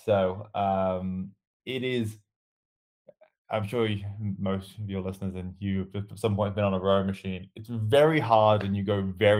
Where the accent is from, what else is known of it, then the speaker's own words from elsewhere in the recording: Birmingham, West Midlands, United Kingdom; now in United States; near Birmingham, middle of England, and moved out to the States about 10 years ago now, which is why my accent's all sorts of funny.